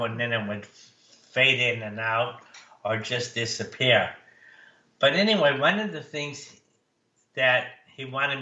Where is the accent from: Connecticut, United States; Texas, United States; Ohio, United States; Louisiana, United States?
Connecticut, United States; we grew up in Connecticut